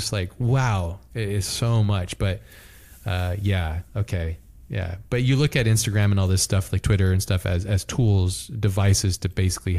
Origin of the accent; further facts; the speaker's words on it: Hawaii, United States; I grew up in Hawaii too. So like Japanese culture is like deeply connected to Hawaii as well.